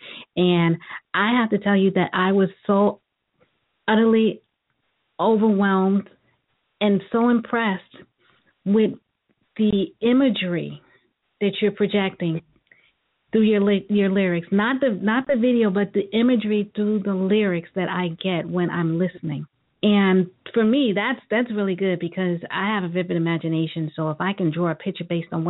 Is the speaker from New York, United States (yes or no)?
yes; New York City, New York, United States; moved away; I'm originally from Brooklyn